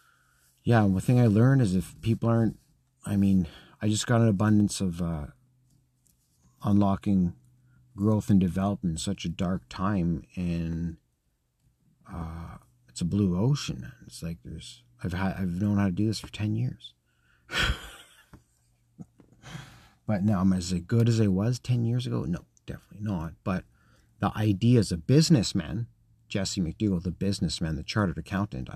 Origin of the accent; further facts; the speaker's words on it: Scotland, United Kingdom; I'm Scottish